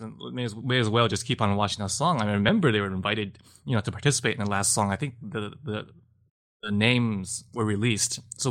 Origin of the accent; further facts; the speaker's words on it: Taiwan; So I'm from Taiwan, and so Japanese culture is, to a certain extent, has permeated Taiwan to a large extent